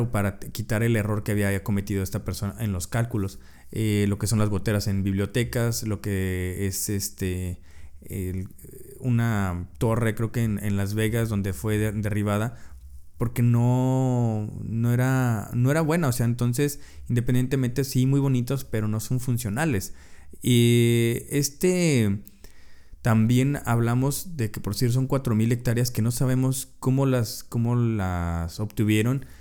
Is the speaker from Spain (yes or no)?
no; Mexico; muchos de nosotros como mexicanos